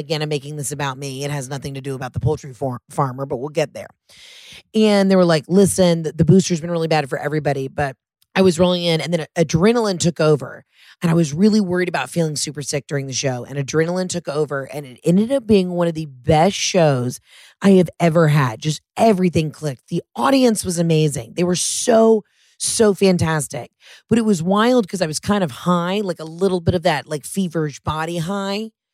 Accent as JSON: {"language": "English", "region": "Georgia", "country": "United States", "said": "I'm next door in Georgia"}